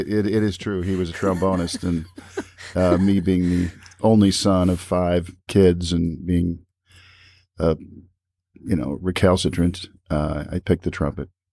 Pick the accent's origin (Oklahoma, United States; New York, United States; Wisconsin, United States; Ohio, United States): Ohio, United States; Toledo; I'm from Toledo. I'm still here